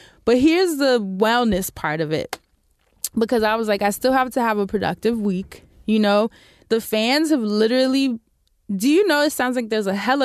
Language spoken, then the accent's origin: English; New York City, New York, United States; being a New Yorker, but I've been here my whole life.